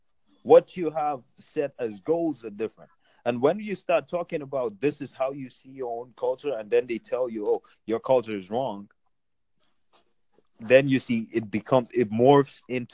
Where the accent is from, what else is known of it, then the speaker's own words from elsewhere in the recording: Nigeria; moved away; since we're coming from Nigeria